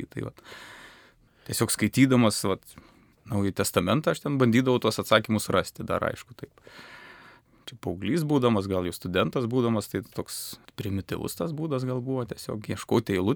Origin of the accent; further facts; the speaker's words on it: Joniškis, Šiauliai County, Lithuania; Aš esu kilęs iš Joniškio, iš, iš Šiaurės Lietuvos, ten prie Latvijos sienos nedidelis visai miestelis, 8 ar 10 tūkstančių gyventojų, yra labai graži bažnyčia